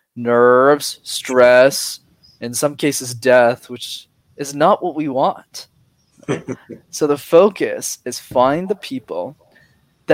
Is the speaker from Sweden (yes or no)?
no; Canada; I was born in Canada